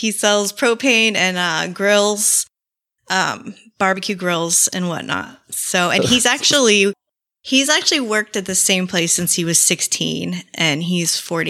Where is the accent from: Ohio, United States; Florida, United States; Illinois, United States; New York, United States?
Florida, United States; Florida native.